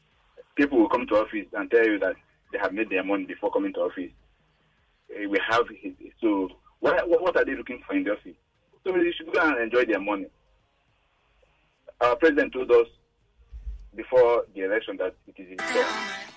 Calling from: Ejigbo, Lagos, Nigeria; calling from Ejigbo area.

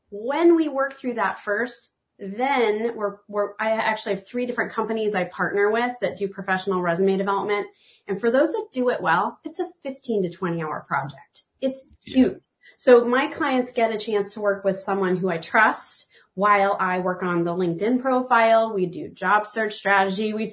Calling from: Portland, Oregon, United States; I'm tuning in from Portland, Oregon

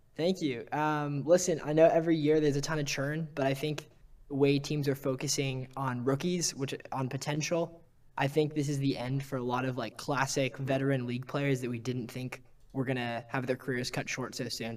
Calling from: New York, United States; calling in from, uh, New York, Manhattan.

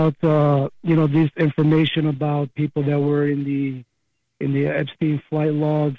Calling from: Pennsylvania, United States; Hi, Kramer.

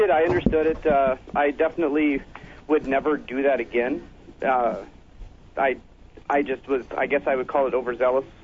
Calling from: Minnesota, United States; Uh, … from Minnesota.

